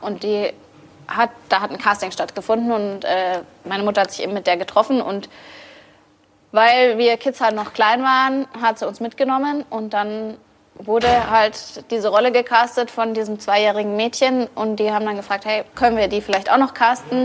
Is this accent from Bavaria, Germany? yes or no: yes; Bavaria, Germany; ich bin in Bayern geboren und ja. aufgewachsen